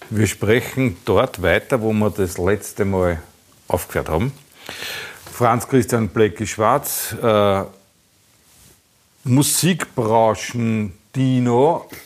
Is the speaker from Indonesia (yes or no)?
no; Austria; Ich bin aus Österreich.